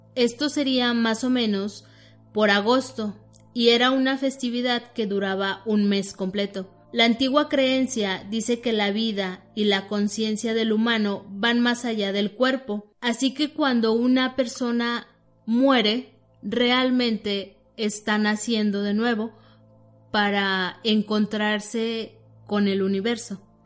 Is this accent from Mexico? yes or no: yes; Mexico; nosotros como mexicanos